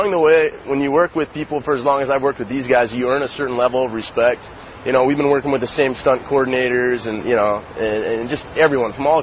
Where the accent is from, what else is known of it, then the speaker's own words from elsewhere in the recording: West Coast, United States; I was born and raised on the West Coast. I spend most of my time out there.